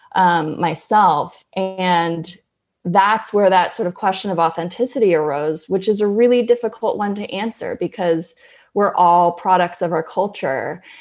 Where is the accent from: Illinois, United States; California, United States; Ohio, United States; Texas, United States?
California, United States; Berkeley; I grew up in Berkeley, California with a couple hippie parents